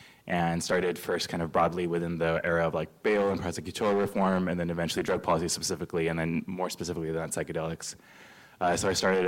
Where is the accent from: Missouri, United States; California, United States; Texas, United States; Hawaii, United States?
California, United States; Fresno; I grew up in Fresno, California, son of two immigrants, and politically socialized during the Bush era, post 9/11, young Muslim, confused, seeking truth